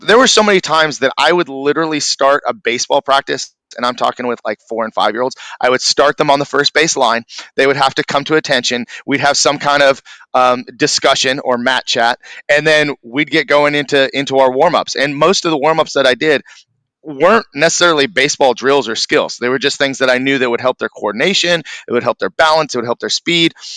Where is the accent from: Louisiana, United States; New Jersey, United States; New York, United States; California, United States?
California, United States; Newbury Park; also born or lived in Thousand Oaks, California / Moorpark, California; I grew up in Newbury Park, uh, lived there, you know, most of my um, childhood, all the way up until I was probably right after high school.